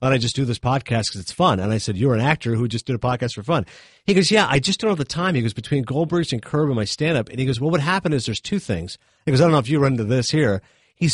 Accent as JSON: {"language": "English", "town": "Toronto", "region": "Ontario", "country": "Canada", "moved": "yes", "said": "I'm from Toronto originally."}